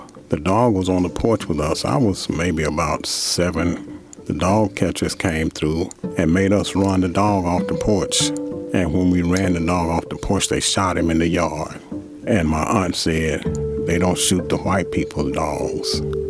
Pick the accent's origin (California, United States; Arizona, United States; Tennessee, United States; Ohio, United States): Tennessee, United States; Chattanooga; also born or lived in Nashville; I'm from Chattanooga, Tennessee.